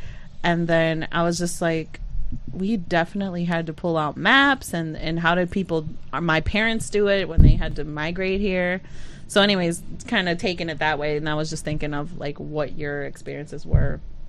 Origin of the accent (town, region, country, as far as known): Puerto Rico; born or raised there; now in Utica, United States